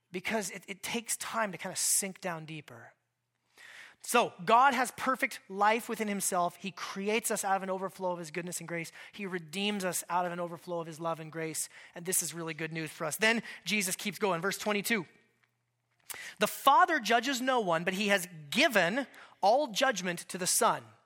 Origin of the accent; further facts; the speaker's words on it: Alaska, United States; moved away; I grew up in Alaska